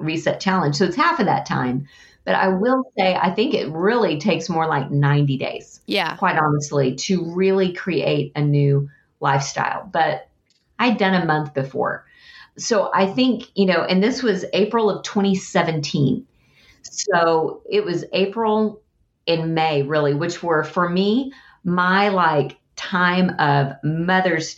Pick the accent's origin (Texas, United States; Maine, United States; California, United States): Texas, United States; I'm a Texan.